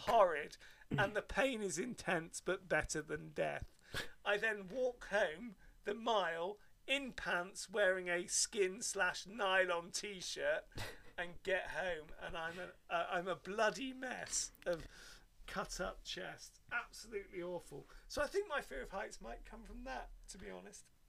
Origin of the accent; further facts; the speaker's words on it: Devon, South West England, United Kingdom; Where I grew up in Devon